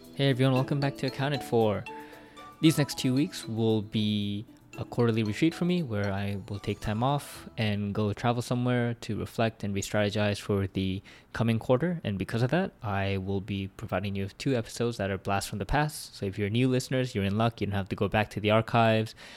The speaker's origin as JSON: {"language": "English", "town": "Vancouver", "region": "British Columbia", "country": "Canada", "tie": "born or raised there", "said": "we both, I think, grew up in Vancouver prior to university"}